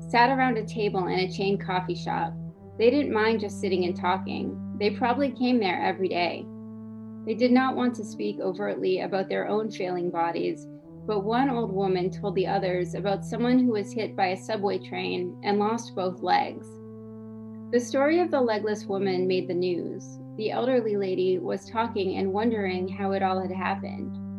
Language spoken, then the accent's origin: English; New Hampshire, United States; also born or lived in Montreal, Canada; now in Maryland, United States; I'm from New Hampshire originally. Lived in Montreal for a while.